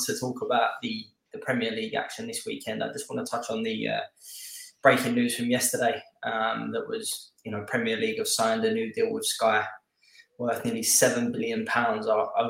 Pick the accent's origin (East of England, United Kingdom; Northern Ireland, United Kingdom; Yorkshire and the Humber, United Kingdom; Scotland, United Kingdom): Scotland, United Kingdom; But obviously, being Scottish football fans, I say it every time this TV deal happens in England